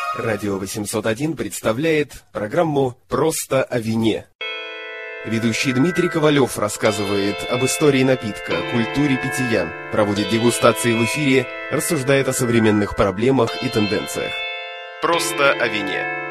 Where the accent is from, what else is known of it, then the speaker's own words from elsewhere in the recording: Russia; я из России